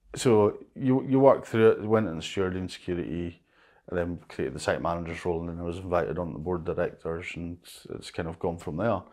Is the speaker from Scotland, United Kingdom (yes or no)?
yes; Lewis, Scotland, United Kingdom; also born or lived in Stornoway; I was born and brought up in Lewis, which I think is a better of, of the islands.